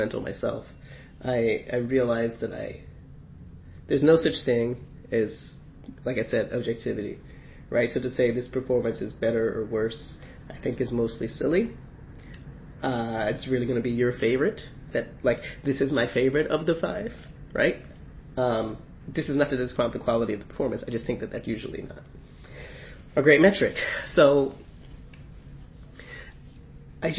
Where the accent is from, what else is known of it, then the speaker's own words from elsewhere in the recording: United States; I'm American